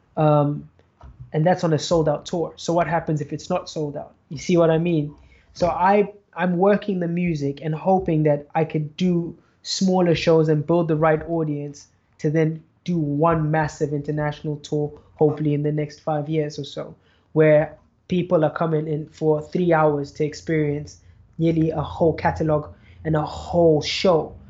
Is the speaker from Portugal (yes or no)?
no; Zimbabwe; Zimbabwe, my hometown